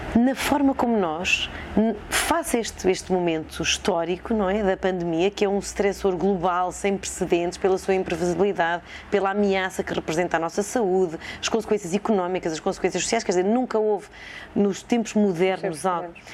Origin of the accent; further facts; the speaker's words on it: Sátão, Viseu, Portugal; now in Coimbra, Portugal; cresci eh, no Sátão, que é uma vila perto de Viseu